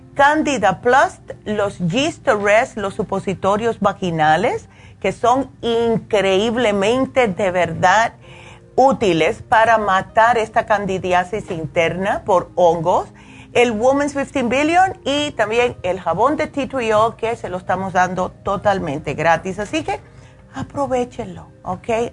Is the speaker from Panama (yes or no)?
no; New York, United States; yo me crié en Nueva York